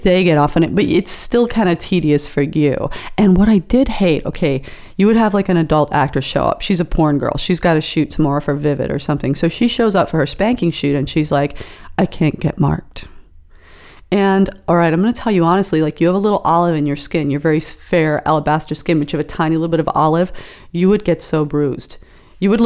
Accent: England, United Kingdom; now in Los Angeles, United States; I was born in England. People did get spanked. People got spanked in school even. But then I grew up in the 60s and 70s

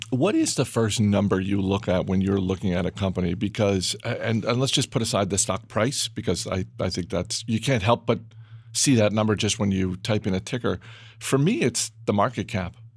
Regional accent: Maine, United States; in Maine when I was gro-, when I was growing up

